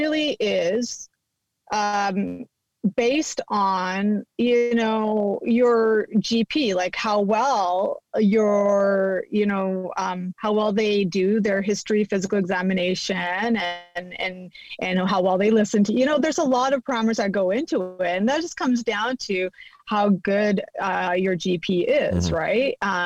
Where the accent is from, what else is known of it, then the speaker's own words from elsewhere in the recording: Canada; moved away as an adult; now in California, United States; we're from Canada